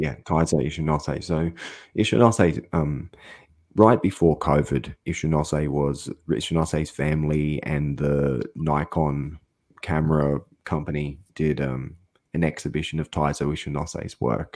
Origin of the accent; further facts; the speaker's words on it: Australia; I'm an Australian guy